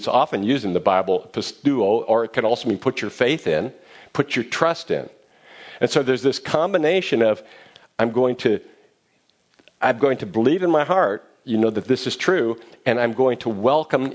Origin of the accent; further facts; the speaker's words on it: Fremont, California, United States; I grew up near Mission San Juan de Guadalupe, San Jose de Guadalupe in Fremont